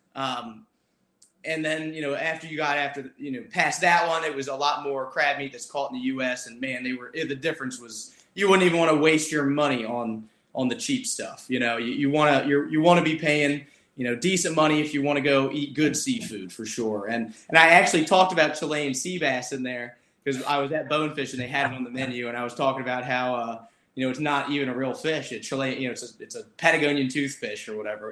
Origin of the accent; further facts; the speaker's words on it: Maryland, United States; I grew up in Maryland